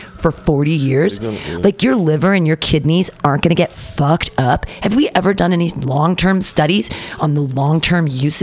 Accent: United States; as an American

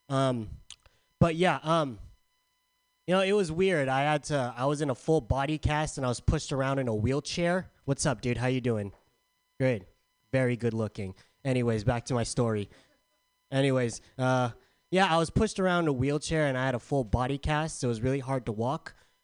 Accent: San Diego, California, United States; moved away; I'm from San Diego.

